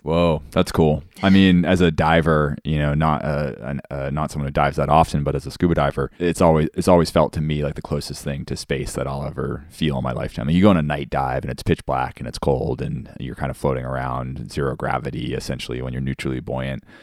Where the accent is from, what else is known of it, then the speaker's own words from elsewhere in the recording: Cape Cod, Massachusetts, United States; now in Hawaii, United States; growing up on Cape Cod